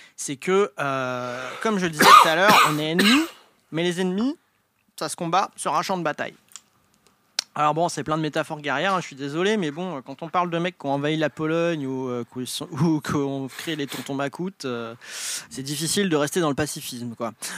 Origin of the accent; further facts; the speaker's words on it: Brittany, France; je suis breton